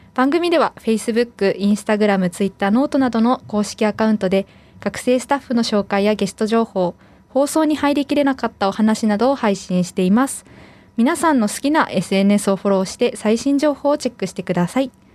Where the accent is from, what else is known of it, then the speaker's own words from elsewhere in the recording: Saga, Japan; 私は佐賀県出身なんですけど